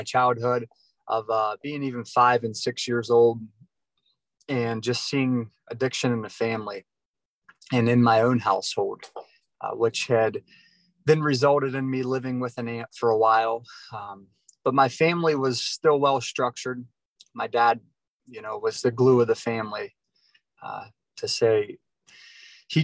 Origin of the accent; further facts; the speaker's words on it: Yerkesville, Ohio, United States; now in Florida, United States; originally from a little town called Yerkesville, Ohio, just a small little town.